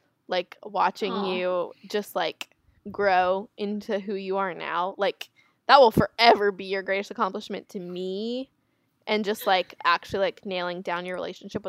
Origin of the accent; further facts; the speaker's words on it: South Florida, United States; we're from South Florida